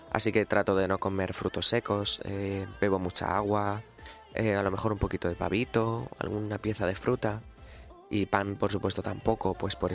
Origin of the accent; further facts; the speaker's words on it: Ricote, Region of Murcia, Spain; mi pueblo de Ricote, de mi, de mi, de mi Murcia querida.